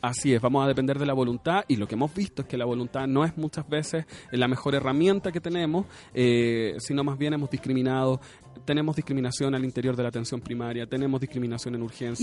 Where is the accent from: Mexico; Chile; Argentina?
Chile